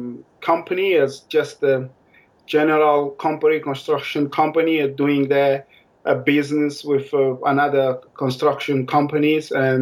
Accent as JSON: {"language": "English", "region": "Maputo", "country": "Mozambique", "tie": "born or raised there", "also_born_or_lived": "Saint Helena", "moved": "as an adult", "lives_now": "Stamford, United Kingdom", "said": "From Mozambique, I'm from Maputo. I born in Maputo. Okay. I've been there almost all my life, and I decided to travel abroad."}